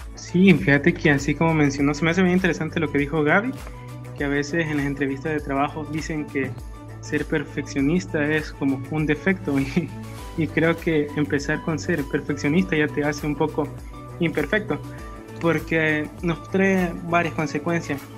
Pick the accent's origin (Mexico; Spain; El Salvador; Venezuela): El Salvador; como salvadoreños